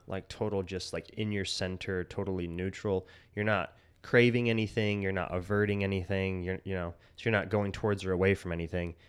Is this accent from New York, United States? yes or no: no; Utah, United States; we grew up in, like, fundamentalist Utah